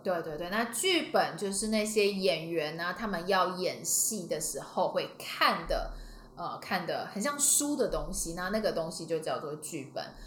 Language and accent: Chinese; Taiwan; 我们台湾人